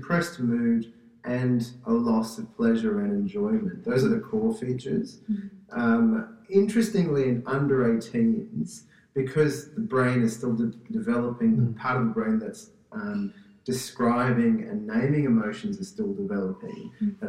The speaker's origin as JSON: {"language": "English", "country": "Australia", "said": "I'm Australian"}